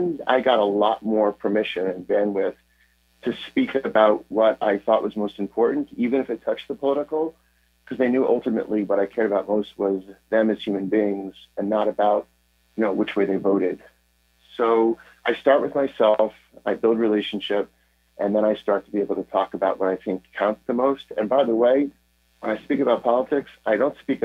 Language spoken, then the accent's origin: English; United States; I'm from here, I'm from the United States